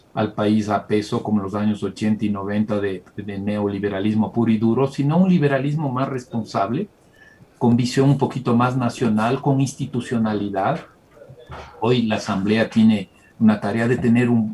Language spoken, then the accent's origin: Spanish; Ecuador; la mayoría que somos los ecuatorianos